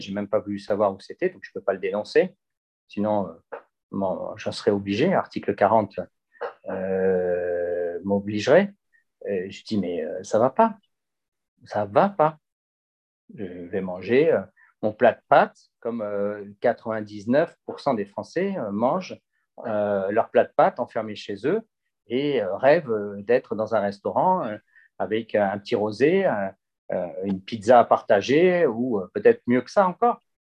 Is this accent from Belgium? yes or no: no; Gardanne, Provence-Alpes-Côte d'Azur, France; jamais oublié que je suis de Gardanne et pas du 16e arrondissement de Paris